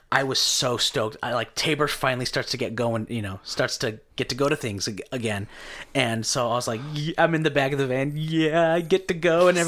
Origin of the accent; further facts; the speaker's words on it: Caldwell, Idaho, United States; I grew up in Caldwell.